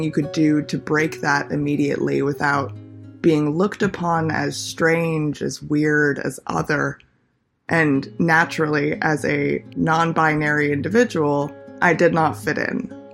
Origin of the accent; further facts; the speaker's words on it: Los Angeles, California, United States; moved away as an adult; also born or lived in Pittsburgh; now in New York City, United States; Growing up in Los Angeles, I've always been surrounded by stereotypes, norms